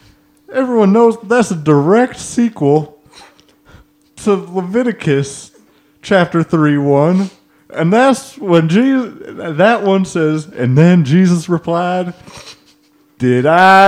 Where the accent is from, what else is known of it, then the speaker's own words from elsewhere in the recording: Oklahoma, United States; I'm from Oklahoma, and something about me, where I'm from, part of the culture here, not here, but the royal here, back home.